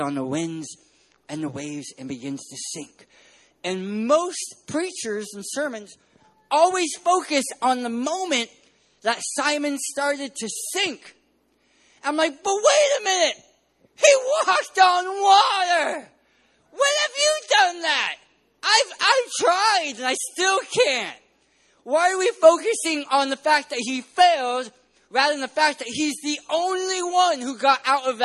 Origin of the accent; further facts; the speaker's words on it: San Diego, California, United States; I'm from San Diego, California.